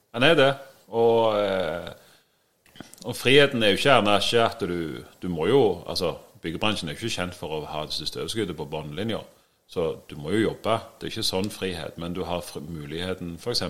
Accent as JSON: {"language": "Norwegian", "town": "Sandnes", "region": "Rogaland", "country": "Norway", "said": "Jeg er òg fra Sandnes."}